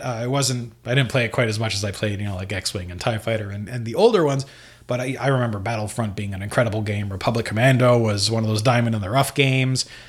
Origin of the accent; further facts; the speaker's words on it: Canada; here in Canada